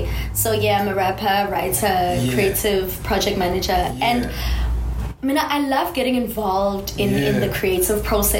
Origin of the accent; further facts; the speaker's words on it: Durban, KwaZulu-Natal, South Africa; born and raised in Durban.